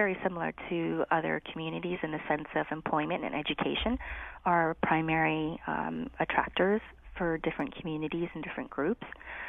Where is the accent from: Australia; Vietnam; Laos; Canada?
Laos; now in United States; So I am a refugee from Laos. I consider myself Chinese Lao American. We were very fortunate to be able to come to the United States because we had sponsorship from a church in Wallingford.